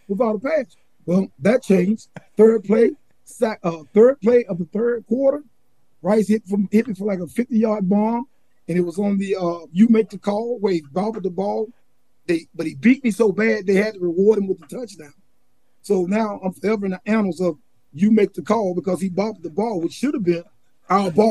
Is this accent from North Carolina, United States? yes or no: yes; Charlotte, North Carolina, United States; also born or lived in Durham, North Carolina; the cities that I grew up in Charlotte, and then in Durham area too